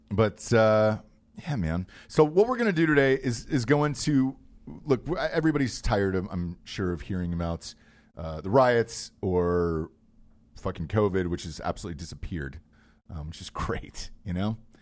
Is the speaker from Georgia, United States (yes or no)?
yes; Georgia, United States; I grew up in Georgia